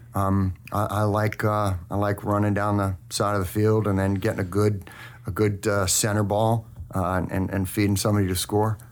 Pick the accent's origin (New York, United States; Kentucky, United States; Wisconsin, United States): New York, United States; Manhasset; I was born in North Shore Hospital in Manhasset, New York